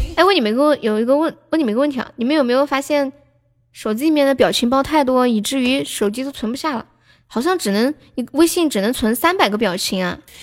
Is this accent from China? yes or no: yes; Sichuan, China; 我是四川的呢